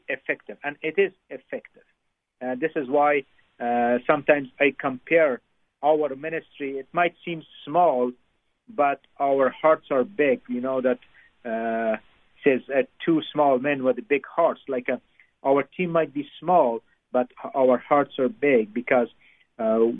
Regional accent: Afghanistan; moved away; I grew up in Afghanistan

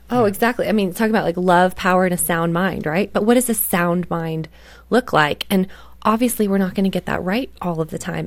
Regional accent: Canada; I grew up in Canada

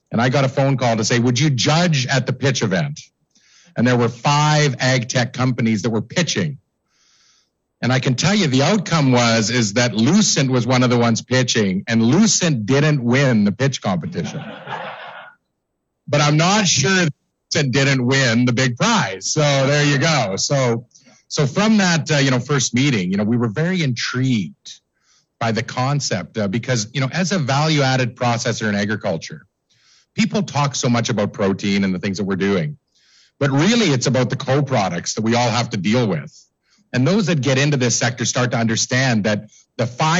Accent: Davidson, Saskatchewan, Canada; when I was a child growing up in Davidson

